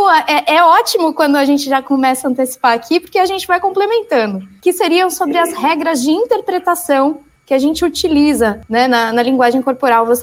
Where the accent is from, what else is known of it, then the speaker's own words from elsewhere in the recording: São Paulo, Brazil; now in São Vicente, Brazil; sou de São Paulo. Eu sou de São